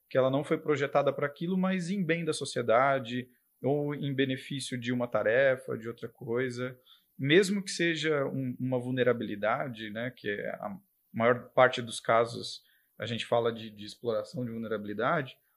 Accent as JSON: {"language": "Portuguese", "town": "Rio Casca", "region": "Minas Gerais", "country": "Brazil", "tie": "born or raised there", "said": "mas eu fui nascido em outra cidade, em Minas, e eu cresci em Rio Casca."}